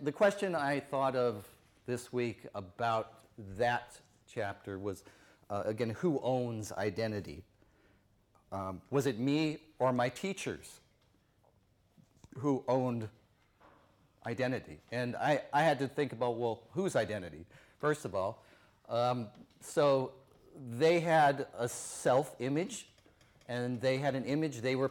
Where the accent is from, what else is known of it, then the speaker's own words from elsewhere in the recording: Tucson, Arizona, United States; I'm from Tucson, Arizona in the United States